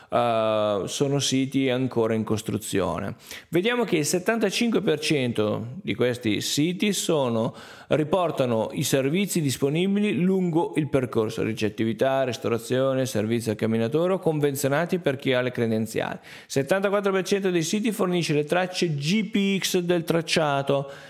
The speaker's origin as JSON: {"language": "Italian", "region": "Piedmont", "country": "Italy", "said": "quando dico che arrivo dal Verbano Cusiossola è difficile definirmi se sono lombardo piemontese"}